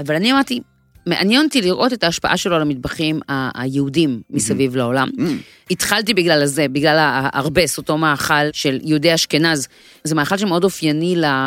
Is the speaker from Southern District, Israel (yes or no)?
no; the Krayot, Haifa District, Israel; ואני גדלתי בקריות